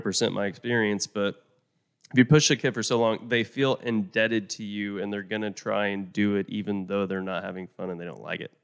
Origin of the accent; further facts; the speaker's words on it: Oklahoma, United States; also born or lived in Vermont; now in Texas, United States; I moved down here from Vermont. I mean, I, I grew up in Oklahoma, but moved down here